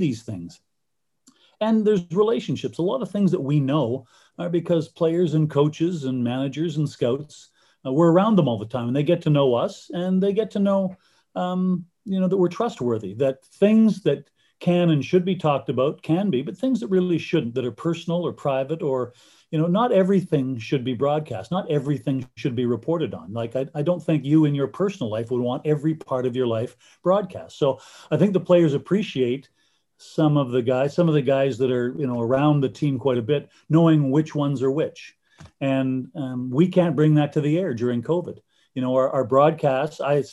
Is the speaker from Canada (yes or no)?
yes; Canada; being a Canadian kid, I grew up loving the CFL and loving the NHL